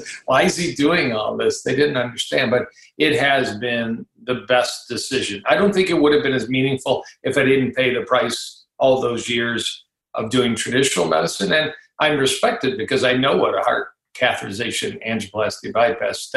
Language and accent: English; Detroit, Michigan, United States; also born or lived in Ann Arbor, Michigan / Dallas / Kansas City; I grew up in Detroit, Michigan. I'm talking to you now from a suburb of Detroit, Michigan.